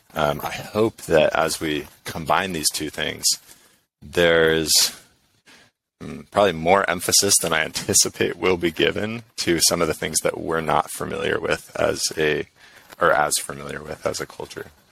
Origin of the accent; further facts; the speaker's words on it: San Diego, California, United States; I'm from San Diego